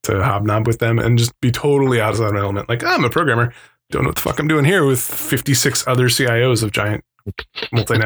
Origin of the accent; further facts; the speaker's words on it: Arizona, United States; I'm from Arizona